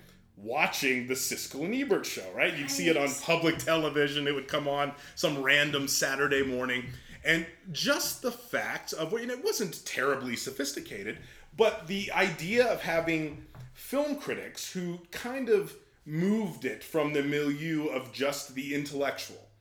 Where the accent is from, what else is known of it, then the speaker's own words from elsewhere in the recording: outside Pittsburgh, Western Pennsylvania, United States; now in Colorado, United States; I was born in right outside of Pittsburgh. I'm from Pennsylvania originally, and I'm kind of spent my early salad years all throughout Western Pennsylvania